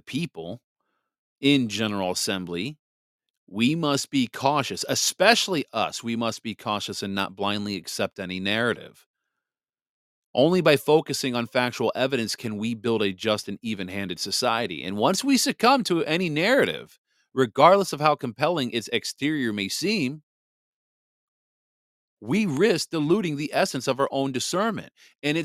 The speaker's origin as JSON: {"language": "English", "region": "Wisconsin", "country": "United States", "tie": "born or raised there", "said": "Wisconsin. My home state"}